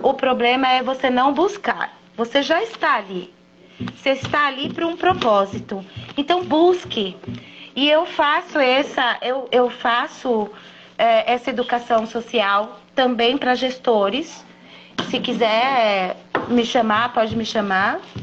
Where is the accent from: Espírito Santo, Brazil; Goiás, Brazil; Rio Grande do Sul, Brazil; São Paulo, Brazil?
São Paulo, Brazil; Eu sou de São Paulo